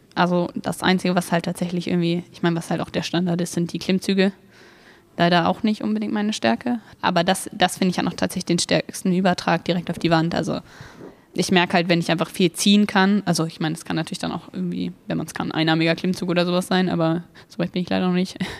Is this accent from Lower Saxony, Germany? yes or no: yes; Wolfsburg, Lower Saxony, Germany; ich bin 17 und ich komme aus Wolfsburg